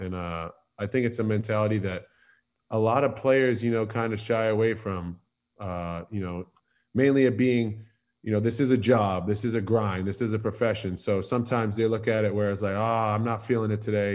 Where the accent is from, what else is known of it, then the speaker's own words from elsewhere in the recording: Boston, Massachusetts, United States; moved away as an adult; now in Philadelphia, United States; I'm a Northeast kid. I'm I was born and raised in Boston